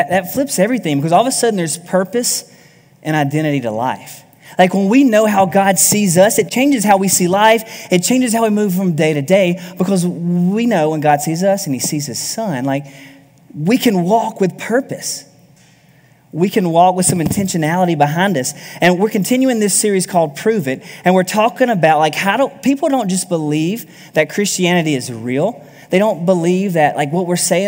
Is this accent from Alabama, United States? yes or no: yes; South Alabama, United States; I grew up in South Alabama